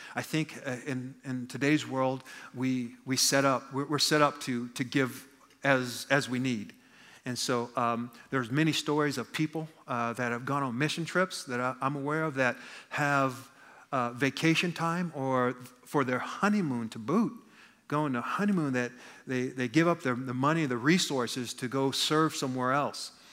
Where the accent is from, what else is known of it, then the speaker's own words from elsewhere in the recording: United States; I'm an American